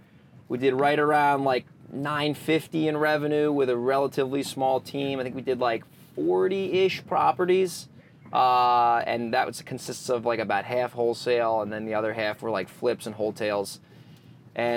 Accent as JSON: {"language": "English", "region": "Northeast", "country": "United States", "moved": "yes", "lives_now": "San Diego, United States", "said": "being from the Northeast"}